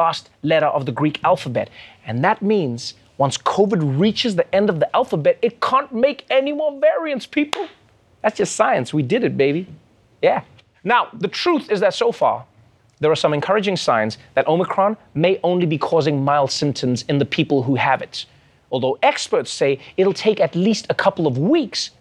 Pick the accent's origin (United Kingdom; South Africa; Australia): South Africa; I too am a South African.